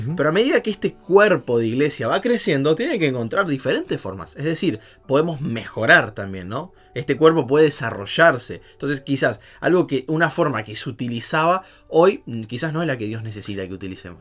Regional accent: Buenos Aires, Argentina; moved away; mis compañeros porteños, porque me encanta, soy de allá de Buenos Aires

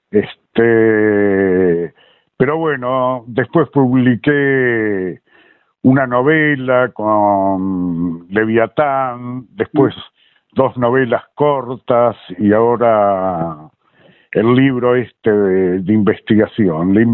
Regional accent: Montevideo, Uruguay; moved away as an adult; now in Buenos Aires, Argentina; me crié en Montevideo. Y esto que te hablo así también era en el secundario que yo iba, también en, el Montevideo

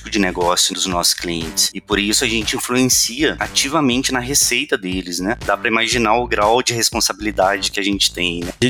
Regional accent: Minas Gerais, Brazil; Sou mineiro

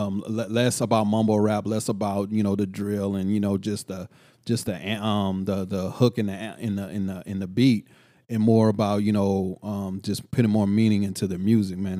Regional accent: Killeen, Texas, United States; moved away; also born or lived in Oakland, California; I'm from Culling

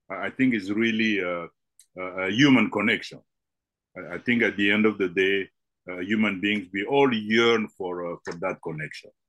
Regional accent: DR Congo; also born or lived in Belgium; I was born in the Congo and uh, and so I grew up both in Congo and in Belgium, uh, back and forth.

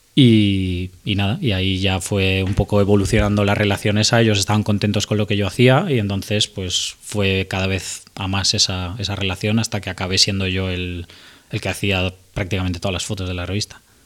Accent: Madrid, Community of Madrid, Spain; soy de Madrid, he vivido siempre a las afueras de Madrid

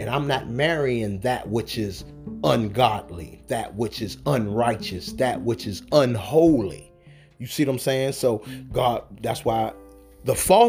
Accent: the South, United States; I'm from the South. So my grandmother used to have strawberry and apple and peach preserves

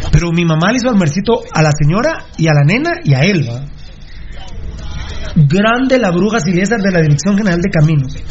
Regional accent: Guatemala; somos chapines, ¿verdad? Ya siendo guatemalteco

